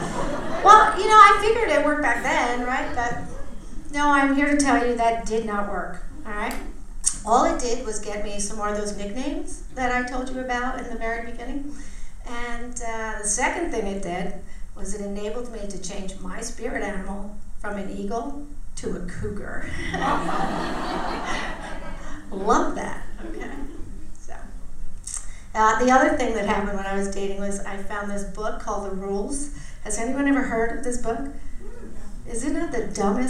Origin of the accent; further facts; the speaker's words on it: Port Chester, New York, United States; moved away as an adult; also born or lived in Greenwich, Connecticut; I was an Italian from Port Chester, New York